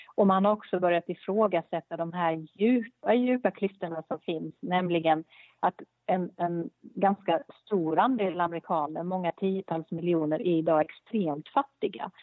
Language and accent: Swedish; Sweden